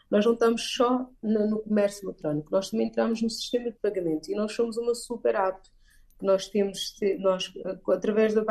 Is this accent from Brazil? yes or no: no; Portugal; moved away as an adult; also born or lived in United Kingdom; now in Angola; Vivi e cresci em Portugal, onde licenciei-me no Reino Unido, em Salto University, e regressei a Angola em 2014.